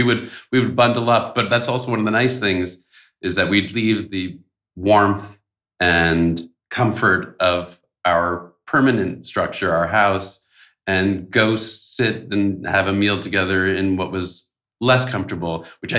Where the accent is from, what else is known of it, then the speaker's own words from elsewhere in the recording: New Rochelle, New York, United States; I grew up in New Rochelle, New York, in the suburbs.